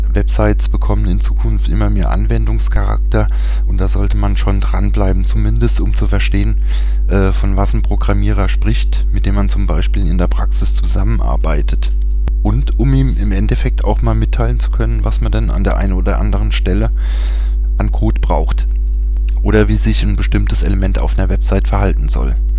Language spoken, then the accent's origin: German; Germany; bei uns in Deutschland